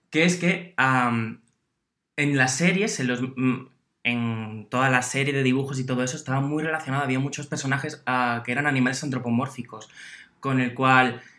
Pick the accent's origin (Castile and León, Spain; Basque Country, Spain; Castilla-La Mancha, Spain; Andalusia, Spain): Andalusia, Spain; Yo creo que sí, porque encima de donde yo vengo, de Andalucía.